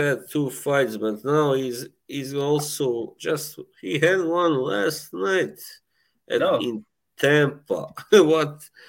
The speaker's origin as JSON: {"language": "English", "country": "Bosnia & Herzegovina", "said": "I'm from Bosnia, Herzegovina. As my kind of nickname kind of alludes"}